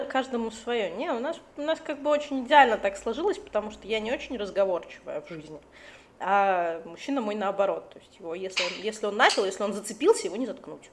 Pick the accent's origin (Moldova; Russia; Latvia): Latvia; moved away as an adult; now in Cyprus; Я родилась в Латвии, на побережье Балтийского моря.